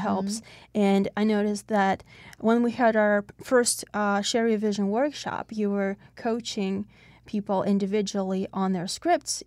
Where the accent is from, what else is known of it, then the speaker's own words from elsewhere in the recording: Russia; English is a second language; now in Pittsburgh, United States; When I came to the United States, I came from Russia.